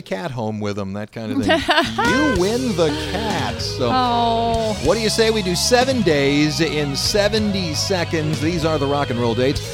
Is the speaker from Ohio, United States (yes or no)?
yes; Solon, Ohio, United States; my hometown of Solden, Ohio